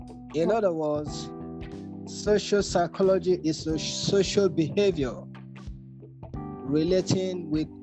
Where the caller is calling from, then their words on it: Nigeria; Good evening, everyone. I'm speaking from Nigeria.